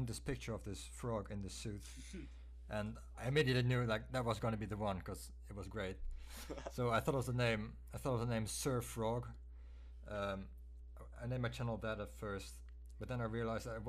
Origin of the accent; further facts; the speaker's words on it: Netherlands; I'm from the Netherlands